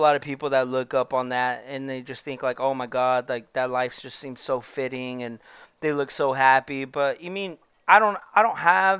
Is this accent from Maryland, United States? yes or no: no; El Centro, California, United States; we're all from El Centro